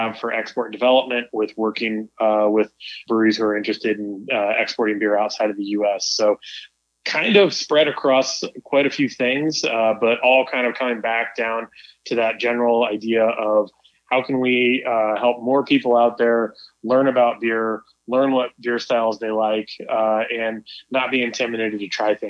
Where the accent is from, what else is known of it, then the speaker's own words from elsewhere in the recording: Kansas City, Missouri, United States; moved away; also born or lived in Colorado; I grew up in Kansas City.